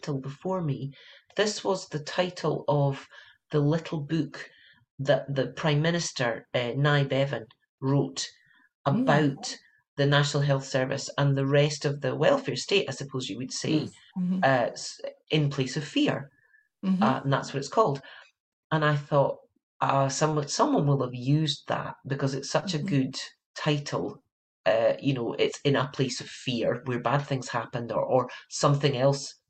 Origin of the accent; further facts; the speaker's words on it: United Kingdom; moved away as an adult; now in California, United States; I'm British